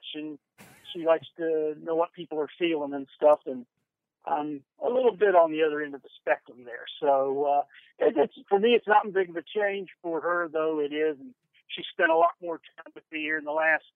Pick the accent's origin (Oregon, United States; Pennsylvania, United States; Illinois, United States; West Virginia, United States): West Virginia, United States; Huntington; Grade school, junior high school, college, with Marshall University, Huntington, West Virginia, my hometown